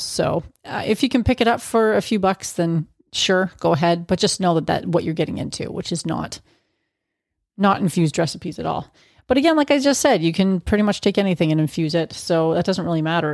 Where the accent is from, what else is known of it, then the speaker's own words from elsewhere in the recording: Canada; as a Canadian